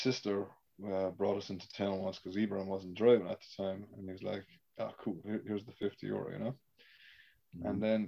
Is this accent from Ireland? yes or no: yes; Ireland; moved away; growing up in Ireland, where I'm from